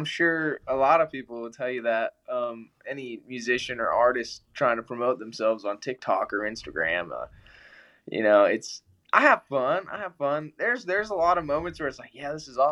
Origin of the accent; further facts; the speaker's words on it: Colorado, United States; I'm from Colorado